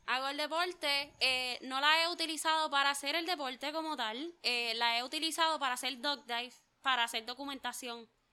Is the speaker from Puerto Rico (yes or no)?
yes; Juncos, Puerto Rico; Yo soy de Juncos, original del pueblo de Juncos